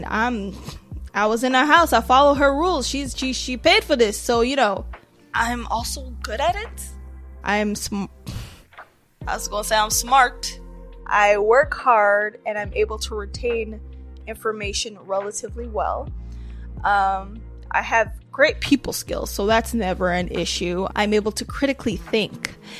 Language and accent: English; Nigeria; But I'm Nigerian.